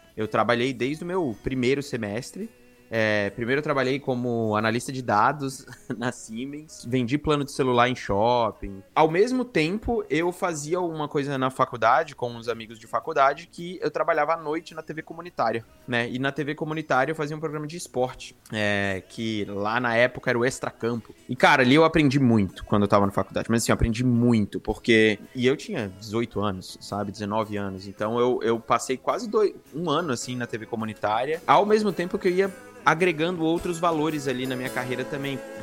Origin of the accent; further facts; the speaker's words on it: Brasília, Federal District, Brazil; moved away as an adult; also born or lived in Maceió, Brazil / Curitiba, Brazil; now in Canada; eu nasci em Maceió, né, onde toda a minha família nasceu, basicamente. Mas eu fui criado em Brasília, meus pais se mudaram para lá quando eu era ainda muito novo, então eu fui criado lá.